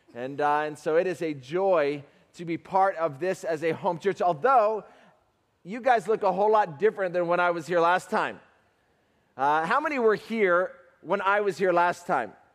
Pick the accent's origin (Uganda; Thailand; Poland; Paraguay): Uganda; I'm from Uganda, Africa